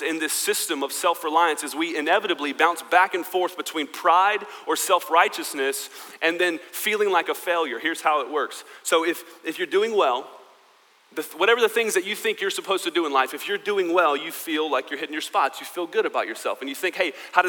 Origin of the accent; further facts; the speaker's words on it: United States; I am American